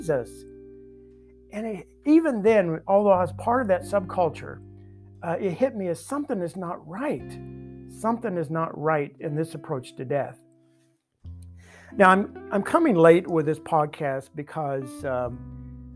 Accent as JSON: {"language": "English", "region": "the Bible Belt", "country": "United States", "tie": "born or raised there", "said": "I grew up in the Bible Belt"}